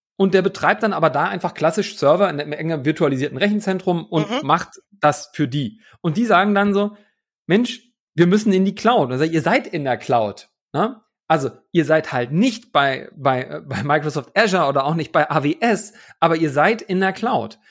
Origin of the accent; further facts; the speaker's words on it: Hamburg, Germany; now in Leipzig, Germany; nach Hamburg, in meine alte Heimat, aus dem wunderschönen Leipzig.